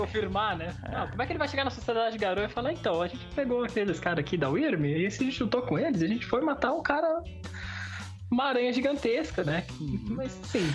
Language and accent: Portuguese; Brazil; eu sou brasileiro mesmo